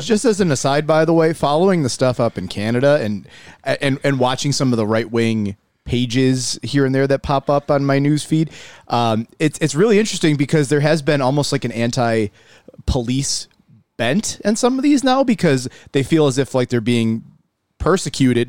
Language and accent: English; Buffalo, New York, United States; I'm from South Buffalo originally.